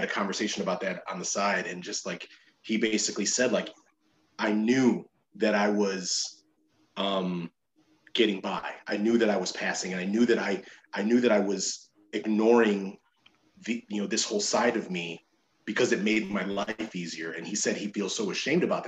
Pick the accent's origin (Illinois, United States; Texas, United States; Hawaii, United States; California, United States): Illinois, United States; Chicago; I'm from Chicago. I'm Puerto Rican